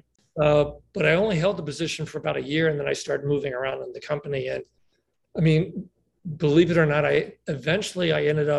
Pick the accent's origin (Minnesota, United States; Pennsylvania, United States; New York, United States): Pennsylvania, United States; Lancaster; moved away as an adult; now in San Diego, United States; born and raised in Pennsylvania, Lancaster, Pennsylvania. And I'm now living in San Diego